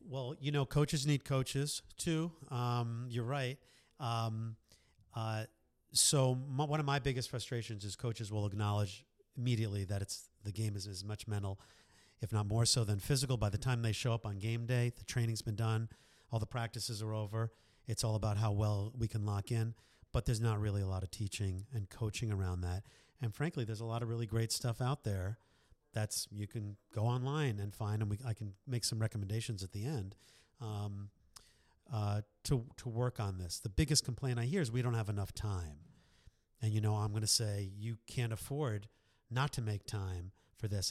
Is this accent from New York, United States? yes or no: yes; New York, United States; moved away as an adult; also born or lived in Boston; now in Philadelphia, United States; born and raised in New York